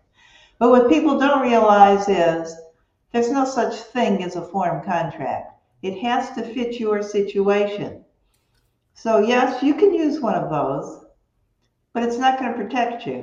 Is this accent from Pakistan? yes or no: no; Cleveland, Ohio, United States; moved away as an adult; now in Bonita Springs, United States; I'm from Cleveland, Ohio